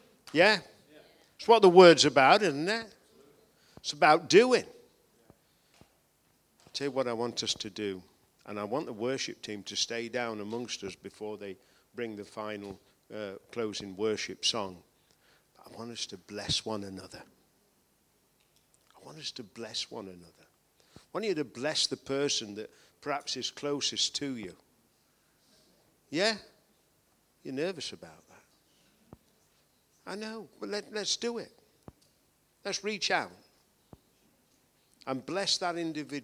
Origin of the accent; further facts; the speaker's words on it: United Kingdom; we're British